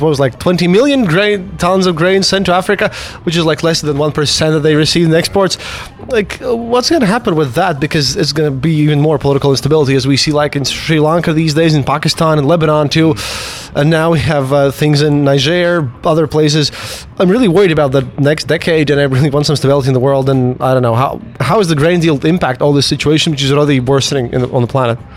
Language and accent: English; Latvia; I'm from Latvia myself, and I've seen a lot of this transition happen in our own country